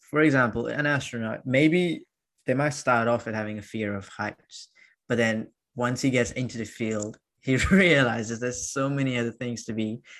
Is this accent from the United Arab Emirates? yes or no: yes; Dubai, United Arab Emirates; growing up in Dubai